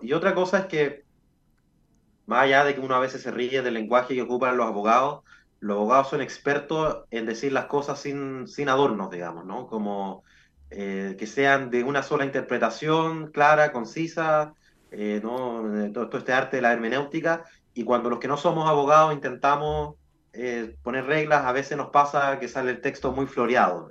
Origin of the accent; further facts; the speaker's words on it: Chile; los que somos chilenos